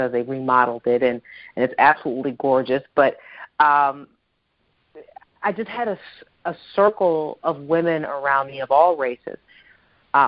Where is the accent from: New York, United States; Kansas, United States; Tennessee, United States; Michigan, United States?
Michigan, United States; Detroit; moved away as an adult; also born or lived in Massachusetts; here I am from Detroit